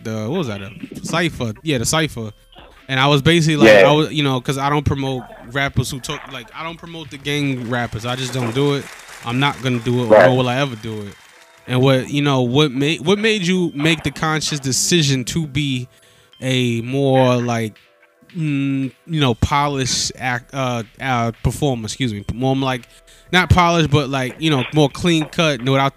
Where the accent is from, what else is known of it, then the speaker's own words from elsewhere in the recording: New York City, New York, United States; I'm from the Bronx